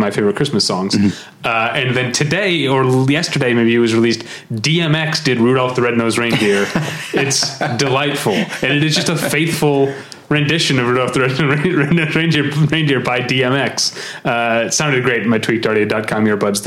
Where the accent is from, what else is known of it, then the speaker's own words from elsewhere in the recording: St. Louis, Missouri, United States; I grew up in St. Louis, Missouri